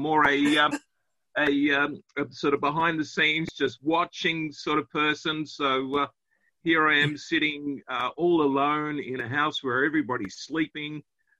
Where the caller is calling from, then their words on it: Ballarat, Victoria, Australia; I'm calling from Ballarat.